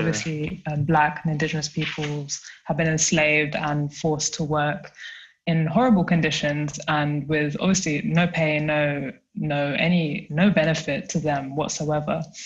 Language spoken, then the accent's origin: English; London, United Kingdom; now in Germany; I am from South London, but I live and work in a small town. Well, actually, it's a city, but it's really small in Germany.